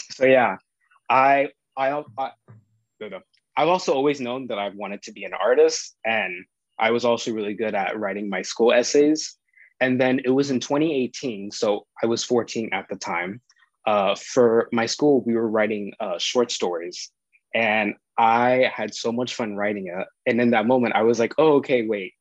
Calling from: Miami, Florida, United States; I am calling from Miami

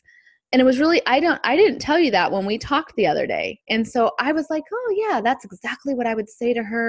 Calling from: San Diego, California, United States; I'm joining you from San Diego

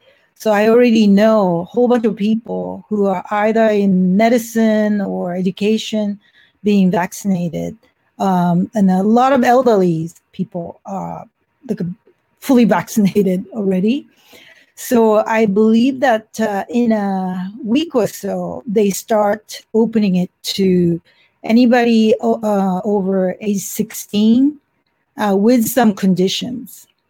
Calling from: San Francisco, California, United States; I'm calling from San Francisco, where it is relatively under control compared to other cities in the United States.

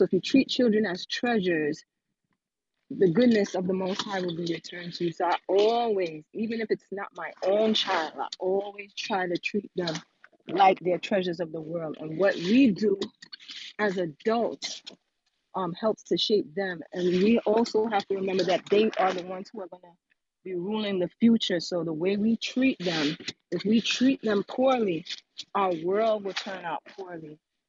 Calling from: Brooklyn, New York, United States; I'm coming from Brooklyn, New York.

